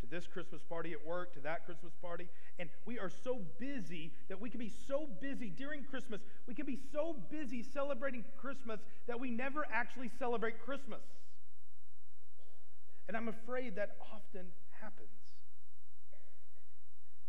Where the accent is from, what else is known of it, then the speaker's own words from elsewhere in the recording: Arkansas, United States; moved away; I was from Arkansas